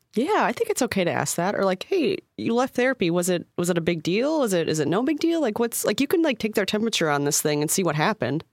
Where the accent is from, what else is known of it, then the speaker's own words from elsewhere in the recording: Midwest, United States; I'm from the Midwest